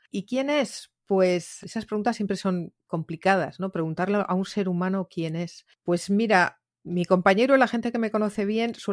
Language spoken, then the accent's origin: Spanish; Catalonia, Spain; Me siento muy del Mediterráneo, me siento muy catalana, yo todavía me emociono cuando oigo la Santa Espina